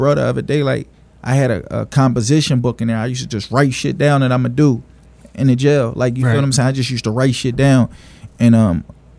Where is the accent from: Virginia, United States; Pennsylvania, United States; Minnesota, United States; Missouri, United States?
Pennsylvania, United States; Philadelphia; I'm from Philly. I be hearing a lot like he not from the city. Well, I am from Philly, southwest 56 and Malcolm. I just moved out to like the county. My mom had met somebody and moved to the county